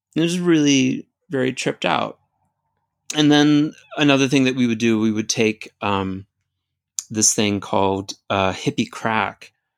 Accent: United States; I definitely learned some things about myself as an American

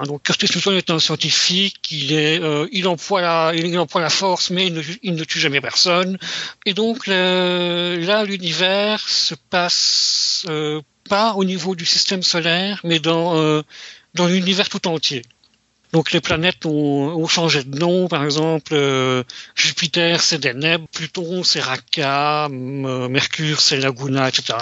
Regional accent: Belgium; Chez nous, en Europe, en Belgique

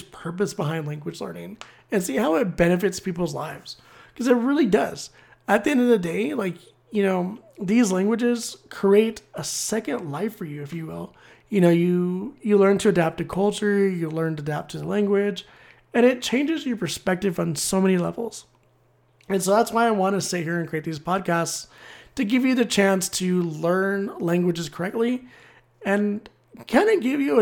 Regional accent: United States; being an American

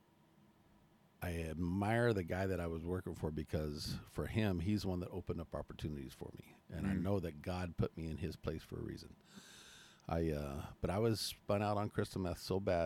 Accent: Chandler, Arizona, United States; also born or lived in Mesa, Arizona; I was born in Mesa, raised in Chandler

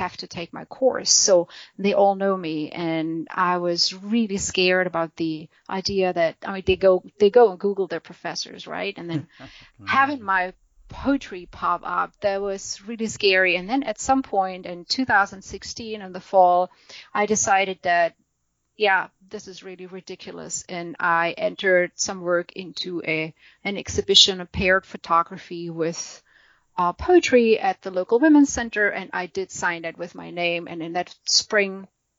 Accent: Germany; English is a second language; moved away as an adult; now in United States; we emigrated from Germany to the U.S.

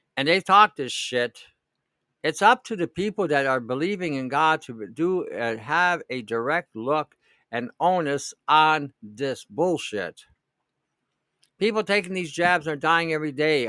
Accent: Detroit, Michigan, United States; now in New York, United States; where I grew up in Detroit

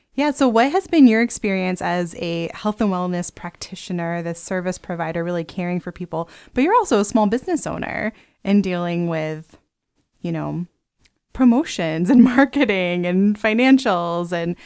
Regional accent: Pennsylvania, United States; Maybe just because I'm from Pennsylvania.

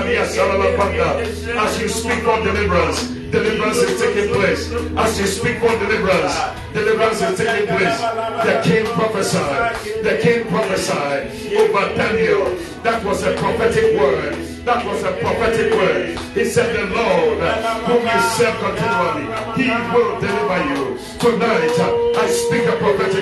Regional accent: Ghana; As we say in Ghana

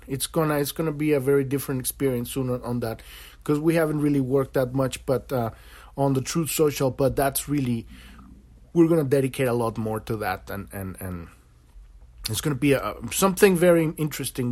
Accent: Mexico; now in United States; I'm an American now, but I was born in Mexico

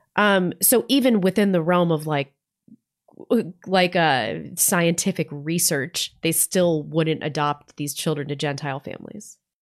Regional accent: Missouri, United States; now in North Idaho, United States; I grew up in Missouri

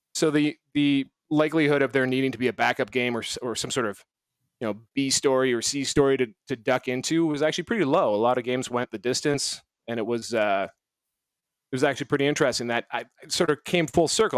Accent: Canada; I'm Canadian

